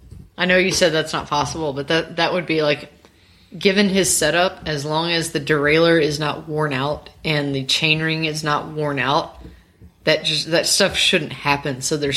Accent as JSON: {"language": "English", "town": "Memphis", "region": "Tennessee", "country": "United States", "said": "Just because we're from Memphis doesn't mean we're in gangs, okay?"}